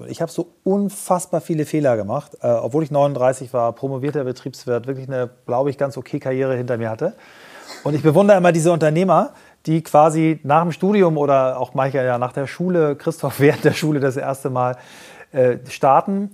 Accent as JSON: {"language": "German", "town": "Kiel", "region": "Schleswig-Holstein", "country": "Germany", "said": "wir sind ja beide Kieler"}